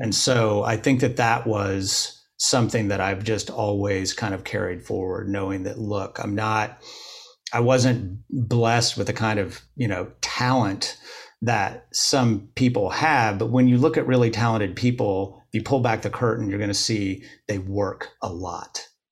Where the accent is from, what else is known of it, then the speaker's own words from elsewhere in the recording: Bloomington, Indiana, United States; moved away as an adult; I grew up in Bloomington, Indiana